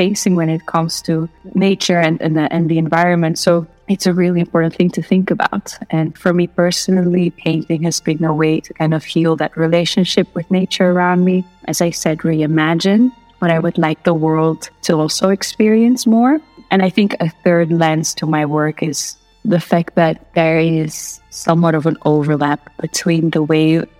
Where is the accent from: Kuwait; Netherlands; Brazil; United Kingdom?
Netherlands; I grew up here in the Netherlands